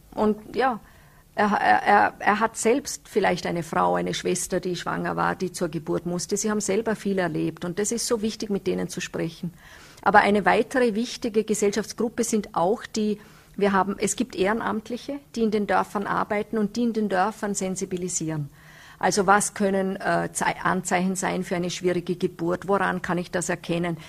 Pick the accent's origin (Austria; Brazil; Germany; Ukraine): Austria; Nenzing, Vorarlberg; ich komme aus Nützeders, da sind die Berge rundherum